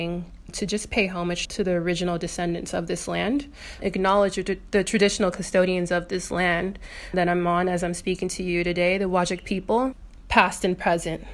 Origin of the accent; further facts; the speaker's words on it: Inglewood, California, United States; moved away as an adult; now in Perth, Australia; I'm from Inglewood, California, and I left California at the age of 25